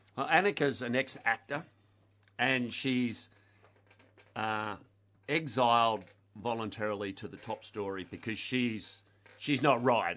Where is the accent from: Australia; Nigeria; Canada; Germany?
Australia; Blackburn, Victoria; I grew up in Blackburn.